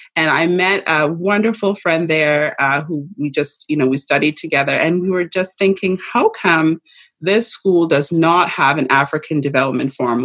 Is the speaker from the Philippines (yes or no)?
no; Saskatchewan, Canada; also born or lived in London, United Kingdom; I was born in Canada. I was born in Saskatchewan.